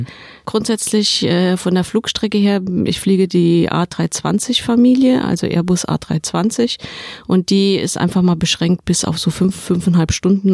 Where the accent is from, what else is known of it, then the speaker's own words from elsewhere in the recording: Saarland, Germany; Ich komme aus dem Saarland